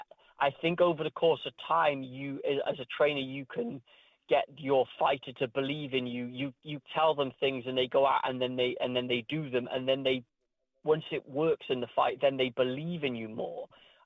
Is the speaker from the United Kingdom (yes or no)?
yes; Wales, United Kingdom; They lost to my home country, Wales.